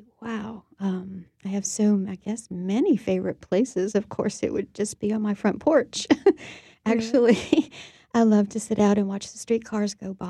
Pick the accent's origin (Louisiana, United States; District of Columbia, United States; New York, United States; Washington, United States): Louisiana, United States; New Orleans; Actually, uptown, where I still live.